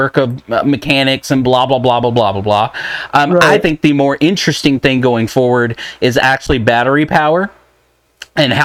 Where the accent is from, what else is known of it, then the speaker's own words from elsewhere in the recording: Texas, United States; I'm from Texas